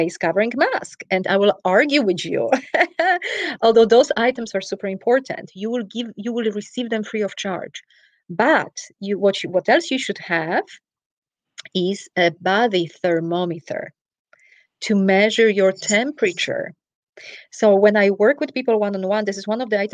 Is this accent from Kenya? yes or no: no; Poland; moved away; I'm originally from Poland. For everyone who is curious about the accent, I travel to Poland.